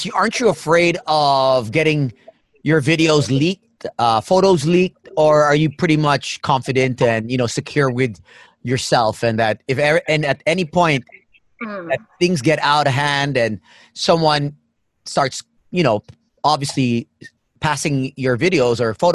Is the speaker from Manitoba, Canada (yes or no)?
no; Toronto, Ontario, Canada; Uh, Toronto.